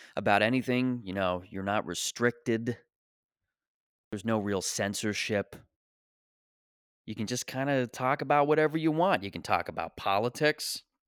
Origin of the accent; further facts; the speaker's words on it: Canada; as a Canadian